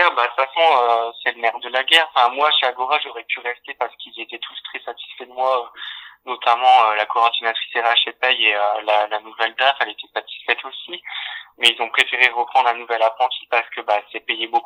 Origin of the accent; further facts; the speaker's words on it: Dunkirk, Hauts-de-France, France; je venais de Dunkerque